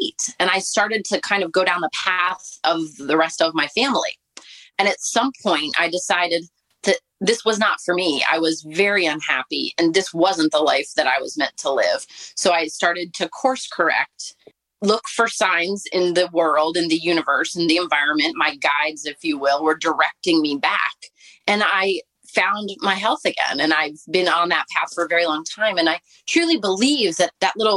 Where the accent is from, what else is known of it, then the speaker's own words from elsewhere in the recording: Baltimore, Maryland, United States; I was born in Baltimore, Maryland, and into a family of not very healthy people.